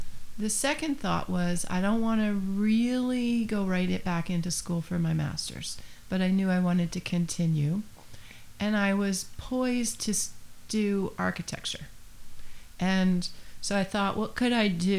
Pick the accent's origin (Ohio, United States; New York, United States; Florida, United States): New York, United States; near Saratoga, upstate; moved away as an adult; also born or lived in Boston; now in Nantucket, United States; I'm from upstate New York near the Saratoga area